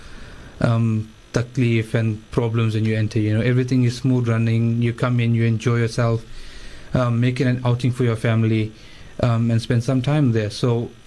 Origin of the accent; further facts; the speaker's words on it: Durban, KwaZulu-Natal, South Africa; I'm from Durban, based in Durban